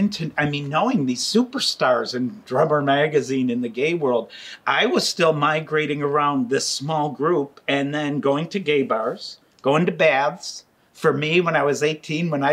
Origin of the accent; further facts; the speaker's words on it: Buffalo, New York, United States; now in San Francisco, United States; I'm from Buffalo, New York